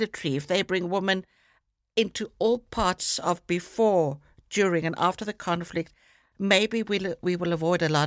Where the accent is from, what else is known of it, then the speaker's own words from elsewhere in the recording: South Africa; moved away; I'm South African born.